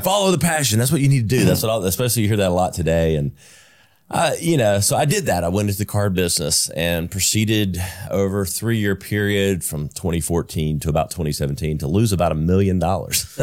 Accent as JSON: {"language": "English", "town": "Greenville", "region": "South Carolina", "country": "United States", "tie": "born or raised there", "said": "I was born and raised in South Carolina. I'm a South, native South Carolinian, uh, native Greenvillian"}